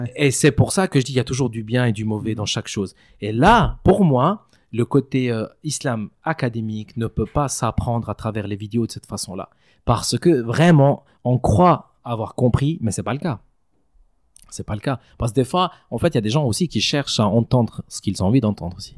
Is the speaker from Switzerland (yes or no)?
yes; Valais, Switzerland; j'ai grandi en Valais c'est-à-dire j'ai fait toute ma scolarité ici